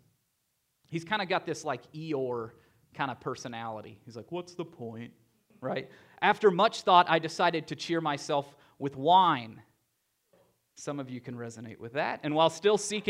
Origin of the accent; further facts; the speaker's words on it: Tennessee, United States; I grew up in Tennessee